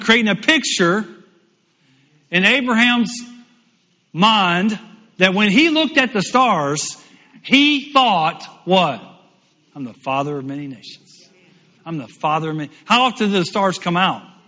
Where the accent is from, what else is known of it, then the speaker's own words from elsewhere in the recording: United States; also born or lived in Michigan; me coming as an American